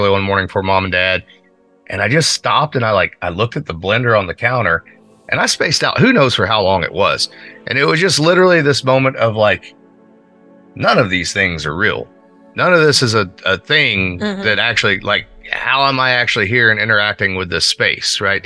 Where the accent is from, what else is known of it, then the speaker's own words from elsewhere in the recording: Pekin, Indiana, United States; growing up in Pekin